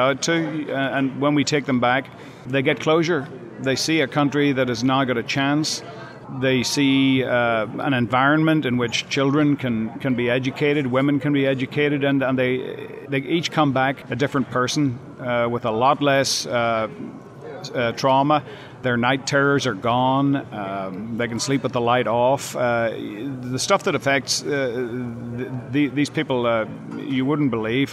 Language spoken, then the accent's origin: English; Northern Ireland, United Kingdom; now in United States; I grew up in an urban warfare environment in the 60s and 70s in Northern Ireland.